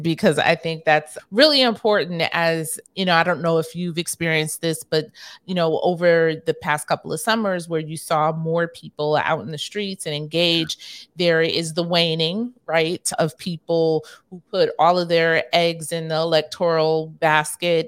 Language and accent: English; New York, United States; I grew up primarily in New York